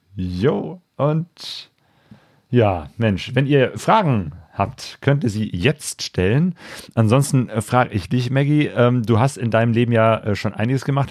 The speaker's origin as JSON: {"language": "German", "town": "Bergisch Gladbach", "region": "North Rhine-Westphalia", "country": "Germany", "said": "Ich komme aus Bergisch Gladbach, also auch aus dem Bergischen."}